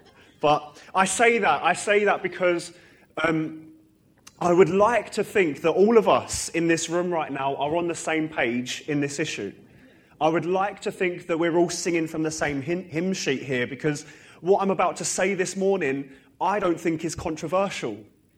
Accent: Harlow, East of England, United Kingdom; now in Northern Ireland, United Kingdom; I'm from Harlow originally. I was actually dedicated in this church when it was the old building. And I, you know, grew up in Sunday school here. And for the last 7 years, I've lived in Northern Ireland.

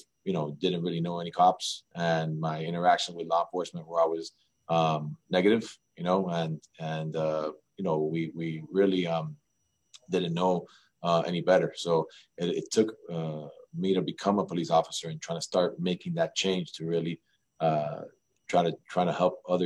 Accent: Miami, Florida, United States; Just a kid from Miami, man. Grew up here

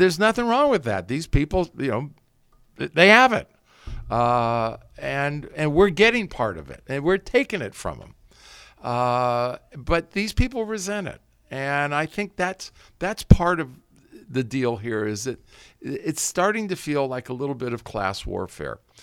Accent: Santa Monica, California, United States; moved away as an adult; also born or lived in Berkeley / Napa Valley; I grew up in Southern, Southern California, Santa Monica.

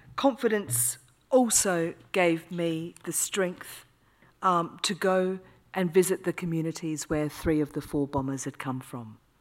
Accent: Australia; now in United Kingdom; I'm Australian

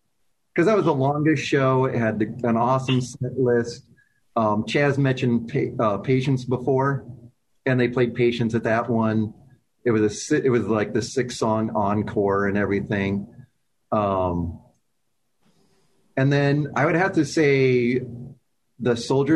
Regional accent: Peoria, Illinois, United States; now in Chicago suburbs, United States; growing up in Peoria. I'm a Cardinal fan

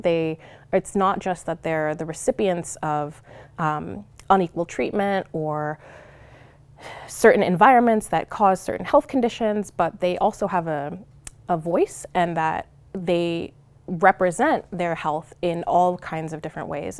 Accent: Long Beach, California, United States; moved away as an adult; also born or lived in Cerritos, California; now in Oregon, United States; I'm originally from Southern California. I split my time between Long Beach and Cerritos, California

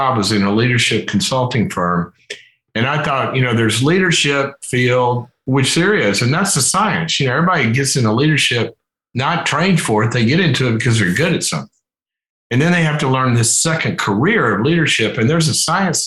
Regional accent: Mississippi, United States; where I grew up in Mississippi

